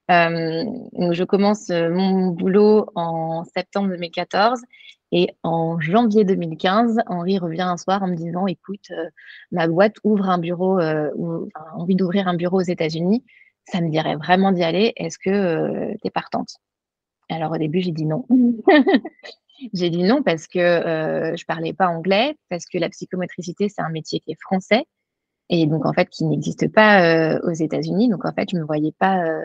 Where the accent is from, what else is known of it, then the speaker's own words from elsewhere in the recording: Drôme, Auvergne-Rhône-Alpes, France; moved away as an adult; now in Boston, United States; De la région euh, dromoise, donc au sud de Lyon.